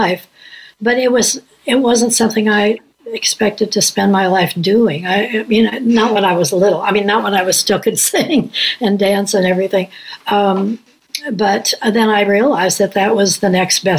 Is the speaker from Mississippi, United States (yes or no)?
no; Indianapolis, Indiana, United States; I grew up in Indianapolis.